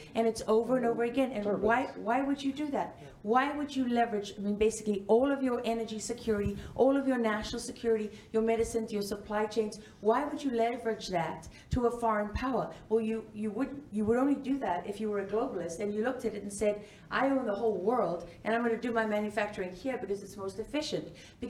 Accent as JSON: {"language": "English", "country": "South Africa", "said": "I'm South African."}